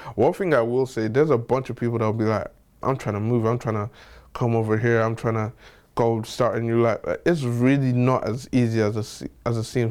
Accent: Nigeria; So I'm Nigerian

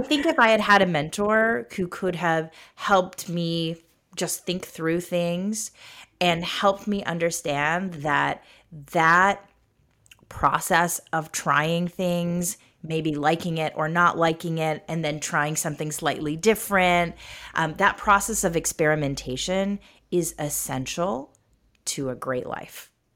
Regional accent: United States; I was growing up in America

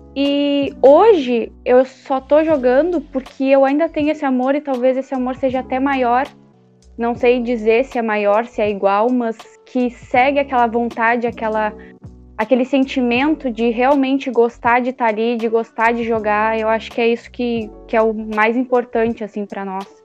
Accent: Canguçu, Rio Grande do Sul, Brazil; eu sou de Canguçu, uma cidade menor, pertinho de Pelotas

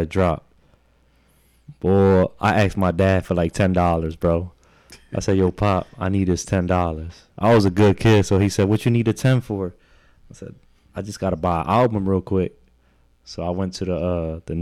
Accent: Philadelphia, Pennsylvania, United States; also born or lived in New Jersey; I was born in Jersey. So when I first moved back to Philly, I had left Philly actually when I was like in the third grade for a couple of years

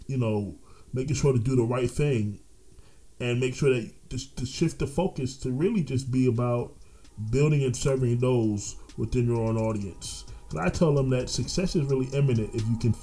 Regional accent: Orlando, Florida, United States; accent: East Coast; also born or lived in New York; I'm originally from New York. But I grew up in Orlando, but people hear the East Coast accent

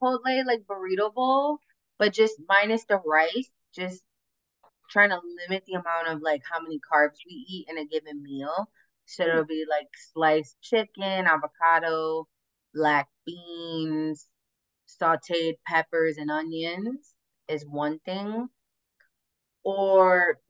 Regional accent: Chicago, Illinois, United States; where I grew up in Humboldt Park

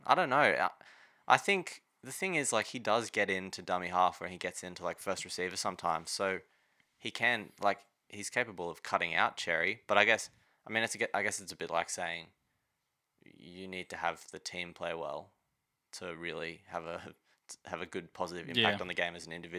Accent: Redcliffe, Queensland, Australia; I was born in Redcliffe

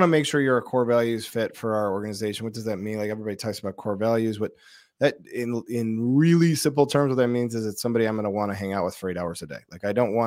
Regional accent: Detroit, Michigan, United States; moved away; also born or lived in Chicago; I grew up in Detroit

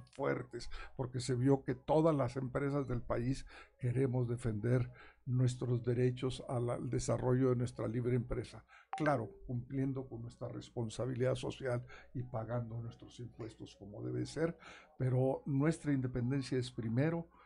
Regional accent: Nueva Rosita, Coahuila, Mexico; now in Saltillo, Mexico; soy del norte, soy de Nueva Rosita, pero mi pasión está aquí en Saltillo

